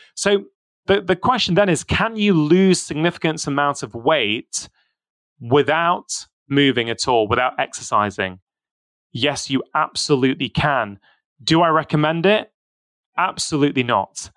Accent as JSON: {"language": "English", "country": "United Kingdom", "tie": "born or raised there", "said": "I was born in the U K. So, I've got my Indian heritage."}